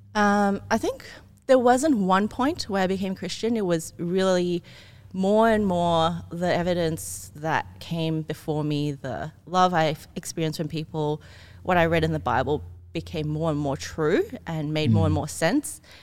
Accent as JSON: {"language": "English", "town": "Ryde", "region": "New South Wales", "country": "Australia", "tie": "born or raised there", "also_born_or_lived": "Singapore", "said": "I came from Singapore when I was a kid, mm. um, then grew up in Australia, but went to a German school."}